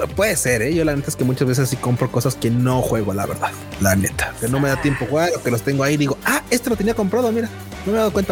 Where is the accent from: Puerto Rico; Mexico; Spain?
Mexico